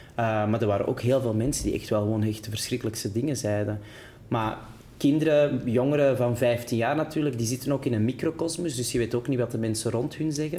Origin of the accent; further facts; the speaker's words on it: Antwerp, Flanders, Belgium; accent: Antwerps; moved away as an adult; now in Brussels, Belgium; Ik weet ook wel dat mijn Antwerps accent